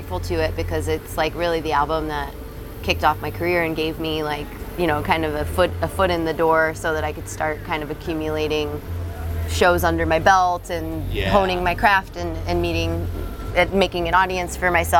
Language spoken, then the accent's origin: English; Illinois, United States; moved away as an adult; also born or lived in Iowa; now in Wisconsin, United States; I grew up in Illinois